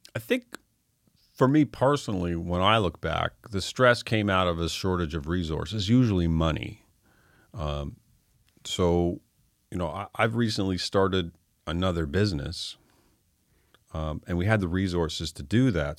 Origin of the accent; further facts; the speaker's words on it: Fredericton, New Brunswick, Canada; also born or lived in Toronto; now in Halifax, Canada; I was born in Fredericton.